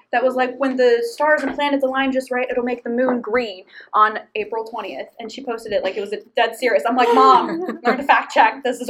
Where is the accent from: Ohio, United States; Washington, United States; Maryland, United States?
Ohio, United States; moved away; I'm from Ohio, and in Ohio, there's also a Seneca Lake.